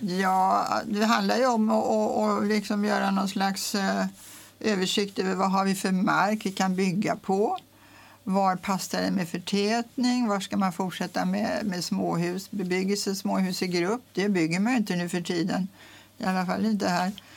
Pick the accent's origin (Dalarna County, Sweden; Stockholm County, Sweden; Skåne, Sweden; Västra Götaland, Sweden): Stockholm County, Sweden; Stockholm; also born or lived in Mexico; now in Tyresö, Sweden; jag var uppvuxen i stan, i Stockholm, på Lilla Essingen